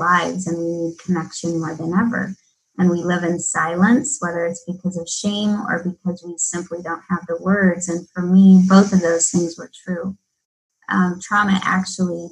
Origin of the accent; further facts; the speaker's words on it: Midwest, United States; Everything that I'd been taught growing up in the Midwest